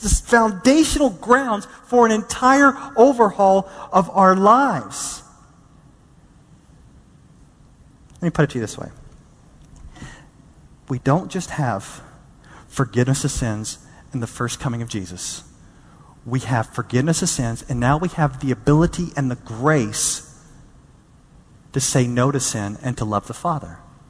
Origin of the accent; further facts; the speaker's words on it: Dallas, Texas, United States; growing up in Dallas, Texas